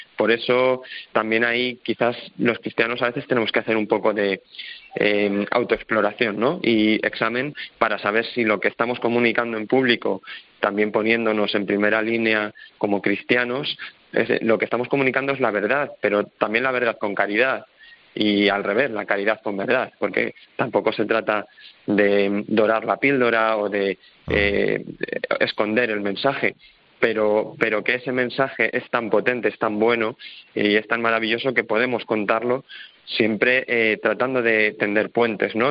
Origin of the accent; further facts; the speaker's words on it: Leganés, Community of Madrid, Spain; yo soy de Madrid y que también he vivido la Iglesia en Madrid eh, desde bien pequeño, eh, en Getafe también, porque yo soy de Leganés